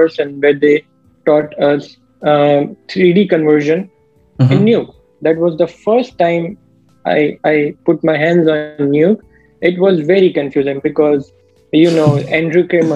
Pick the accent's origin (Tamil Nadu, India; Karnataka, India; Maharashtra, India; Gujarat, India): Gujarat, India; Ahmedabad; I'm basically from Gujarat, Ahmedabad.